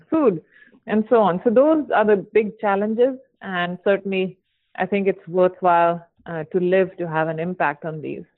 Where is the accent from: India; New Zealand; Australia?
India; moved away as an adult; now in San Francisco, United States; I grew up in India